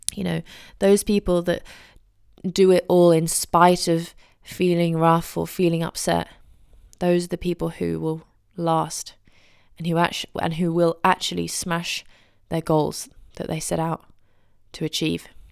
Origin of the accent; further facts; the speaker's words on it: England, United Kingdom; as an English person